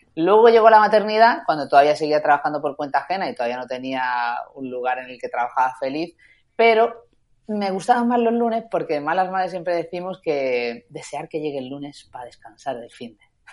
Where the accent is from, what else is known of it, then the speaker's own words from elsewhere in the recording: Málaga, Andalusia, Spain; moved away as an adult; also born or lived in Madrid; un 5 de agosto de 1981, nací en Málaga